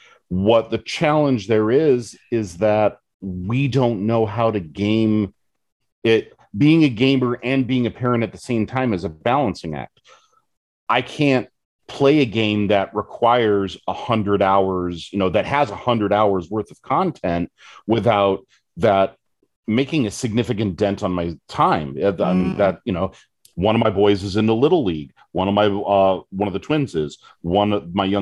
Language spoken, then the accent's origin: English; West Coast, United States; now in Michigan, United States; I'm originally from the West Coast